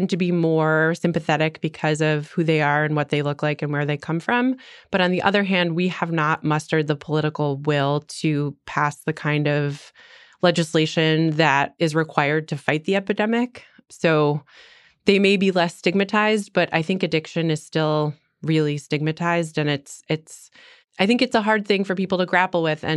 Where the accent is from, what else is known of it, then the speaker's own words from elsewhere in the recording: Midwest, United States; moved away as an adult; also born or lived in East Coast; now in Washington, D.C., United States; when I was growing up in the Midwest